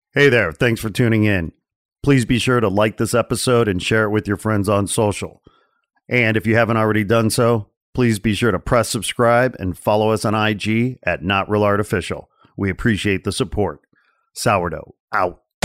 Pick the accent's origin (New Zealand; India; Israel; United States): United States; I'm American